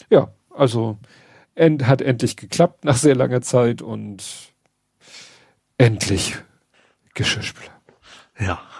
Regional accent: Northern Germany, Germany; Aber das, das ist so, wir sind halt Norddeutsche.

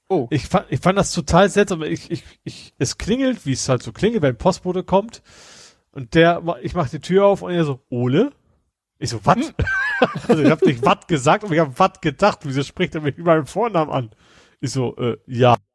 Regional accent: Hamburg, Germany; als Hamburger muss man angeblich Lapskaus mal gegessen haben. Und ich hab's ja nie gegessen

